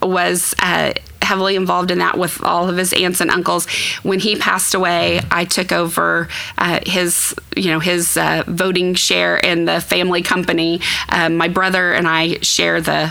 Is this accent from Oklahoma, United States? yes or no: yes; Tulsa, Oklahoma, United States; also born or lived in Stillwater, Oklahoma; I was actually born in Tulsa